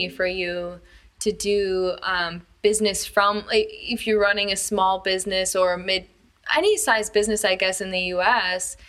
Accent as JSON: {"language": "English", "region": "Wisconsin", "country": "United States", "tie": "born or raised there", "moved": "as an adult", "lives_now": "China", "said": "my hometown, which is quite small, it's in Wisconsin"}